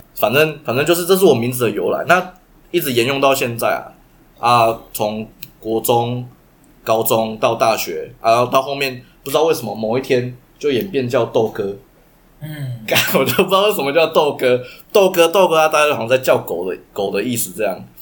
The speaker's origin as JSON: {"language": "Chinese", "region": "Taichung", "country": "Taiwan", "said": "我们就是台中人"}